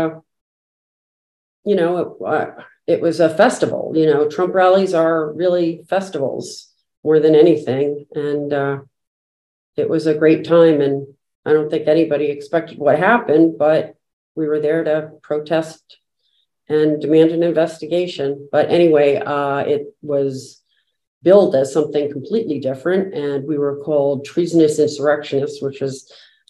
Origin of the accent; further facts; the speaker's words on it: New Jersey, United States; moved away as an adult; now in Natick, United States; originally from New Jersey and moved to Natick, Massachusetts a long time ago after college